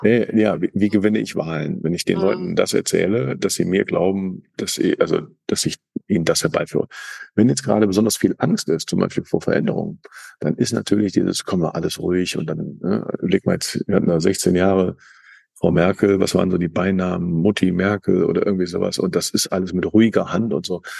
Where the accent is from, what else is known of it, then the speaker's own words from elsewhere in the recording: Cologne, North Rhine-Westphalia, Germany; ich eben Kölner bin, mit Kölner Karneval